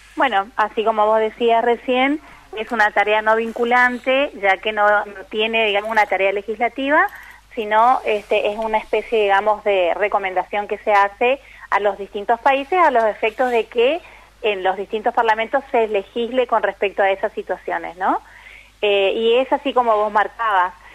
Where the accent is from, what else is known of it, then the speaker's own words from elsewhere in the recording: Paso de los Libres, Corrientes, Argentina; Paso de los Libres, que es de donde, de donde soy, no donde vivo